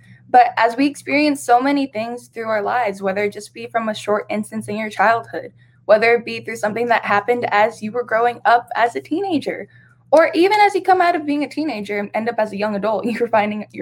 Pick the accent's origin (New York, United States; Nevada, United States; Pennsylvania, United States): Nevada, United States; Las Vegas; I was born and raised here in Las Vegas, Nevada. It is my hometown